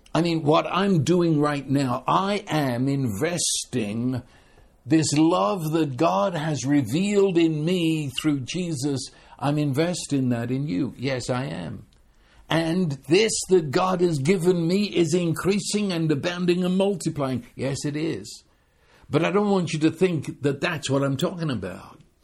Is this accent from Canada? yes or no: no; United Kingdom; I'm British